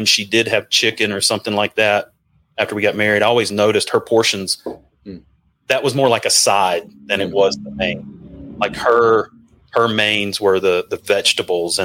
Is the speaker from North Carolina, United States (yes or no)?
no; Mississippi, United States; moved away; also born or lived in Nashville / Georgia / Alabama; growing up in the South